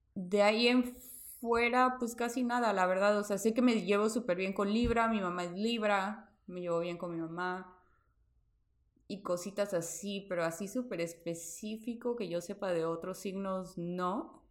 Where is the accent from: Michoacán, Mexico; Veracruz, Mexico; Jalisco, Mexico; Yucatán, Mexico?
Veracruz, Mexico; el hospital donde yo nací quedaba a tres cuadras de tu casa.